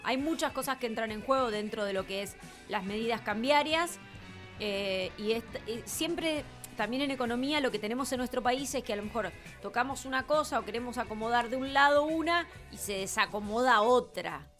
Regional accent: Argentina; la mentalidad que nosotros tenemos como argentinos

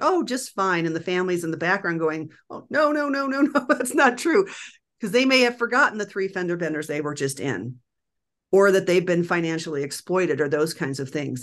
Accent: Nebraska, United States; now in Denver, United States; I grew up in Nebraska

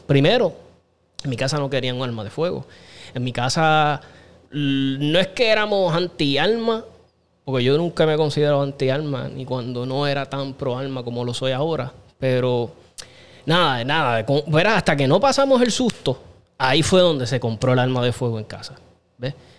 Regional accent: Aguas Buenas, Puerto Rico; Yo soy criado en Aguas Buenas, desde los, yo creo desde los 9, 10 años, 8, me crié en Aguas Buenas hasta los 23 que me fui

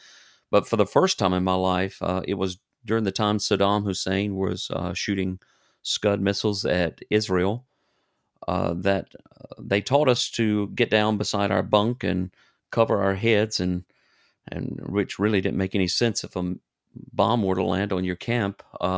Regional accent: Germany; born there; I was born in Germany.

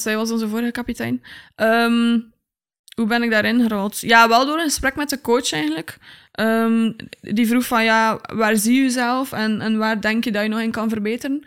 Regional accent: Tielt, Flanders, Belgium; also born or lived in Wakken; ik ben geboren in Tielt

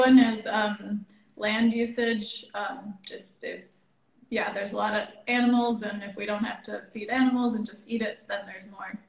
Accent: Madison, Wisconsin, United States; now in Göttingen, Germany; I'm originally from Madison, Wisconsin.

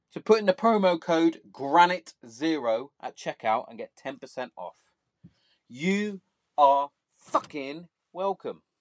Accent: Bath, South West England, United Kingdom; obviously, I'm from Bath

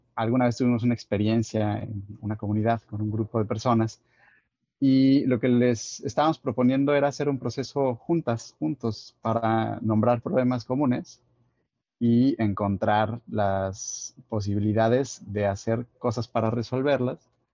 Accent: Guadalajara, Jalisco, Mexico; moved away as an adult; now in Tabasco, Mexico; yo soy de Guadalajara, eh, vivo ahora en Tabasco

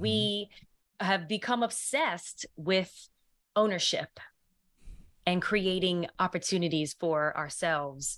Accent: New York, United States; I'm originally from New York.

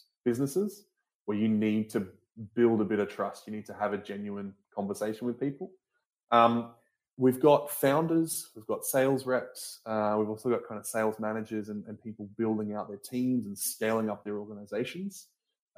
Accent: Australia; I'm originally an Australian

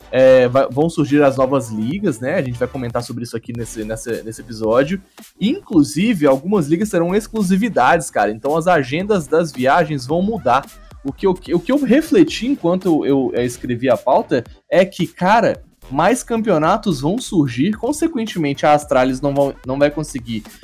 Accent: Brazil; eu sou brasileiro

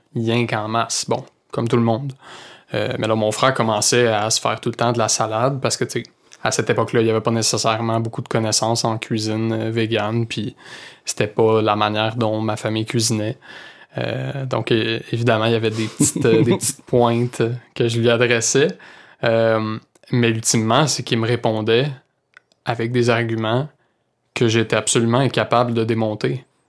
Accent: Saint-Hyacinthe, Quebec, Canada; also born or lived in Sherbrooke; je viens de Saint-Hyacinthe

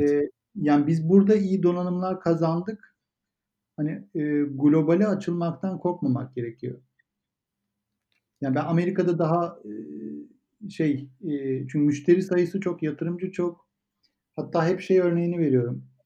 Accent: Turkey; Türkiye'de büyüdük ama orada, orada büyümedik.

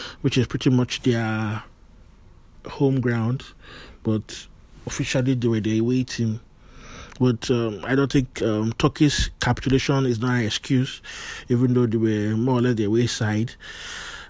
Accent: Nigeria; I'm a Nigerian

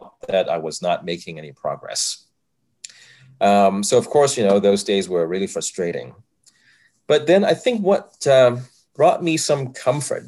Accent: Hong Kong; English is a second language; moved away as an adult; also born or lived in Rochester, United States; now in Cincinnati, United States; growing up in Hong Kong, even though, you know, we were a British colony at that point, English was not really spoken as a first language

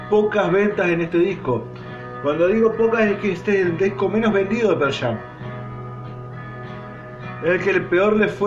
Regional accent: Argentina; Sé que no todos son yanqui, pero bueno, es como que a nosotros nos digan que todos somos porteños.

